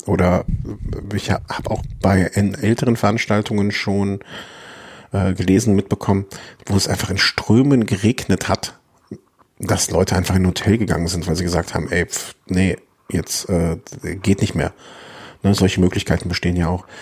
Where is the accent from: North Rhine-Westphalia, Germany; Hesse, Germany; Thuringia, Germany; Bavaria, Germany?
North Rhine-Westphalia, Germany; Düsseldorf; now in Cologne, Germany; Als geborener Düsseldorfer